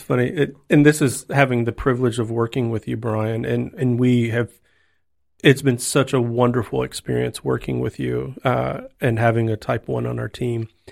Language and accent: English; Texas, United States; now in Tennessee, United States; I'm a Texan